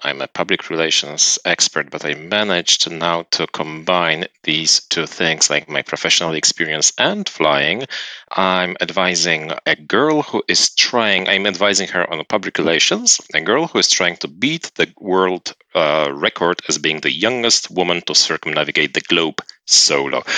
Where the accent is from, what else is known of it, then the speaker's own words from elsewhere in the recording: South Korea; English is a second language; moved away as an adult; also born or lived in Phoenix, Arizona, United States; I'm from Korea, uh, South Korea, but I got trained in Phoenix, Arizona, US